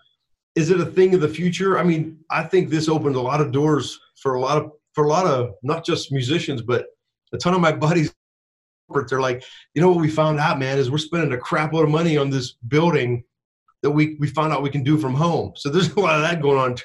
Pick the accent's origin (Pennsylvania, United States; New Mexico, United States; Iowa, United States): Pennsylvania, United States; Pittsburgh; I'm from Pittsburgh